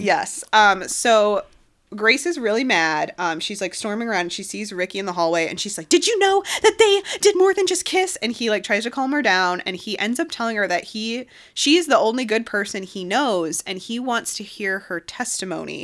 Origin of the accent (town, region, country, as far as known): near the Cleveland area, Ohio, United States; born or raised there